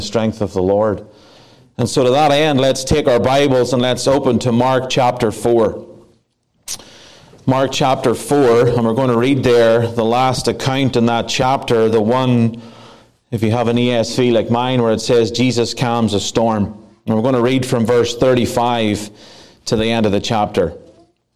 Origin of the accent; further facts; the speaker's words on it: Ireland; now in Placerville, United States; I am Irish.